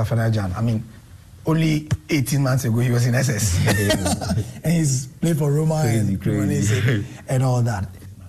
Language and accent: English; Ghana